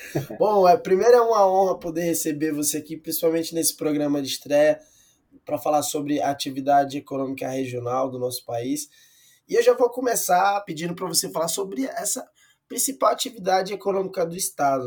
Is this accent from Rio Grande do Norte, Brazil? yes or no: yes; Rio Grande do Norte, Brazil; moved away; Rio Grande do Norte, a terra onde eu cresci e que eu amo demais